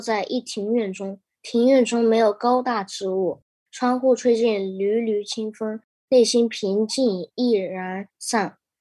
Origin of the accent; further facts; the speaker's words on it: Fujian, China; now in Toronto, Canada; 我来自中国福建游览村